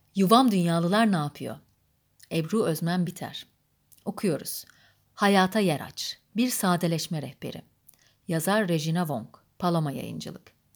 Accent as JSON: {"language": "Turkish", "region": "Adana", "country": "Turkey", "tie": "born or raised there", "also_born_or_lived": "Kayseri", "said": "1938'de Kayseri'de doğdum ve çocukluğum Adana'da geçti."}